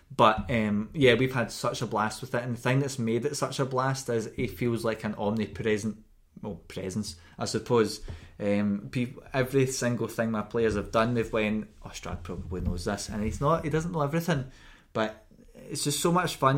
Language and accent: English; Scotland, United Kingdom; we're from Scotland and we say K. at the ends of the C N H's